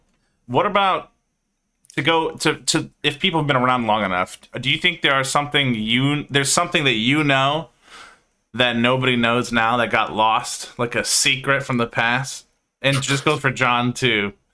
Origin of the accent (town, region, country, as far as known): Dearborn, Michigan, United States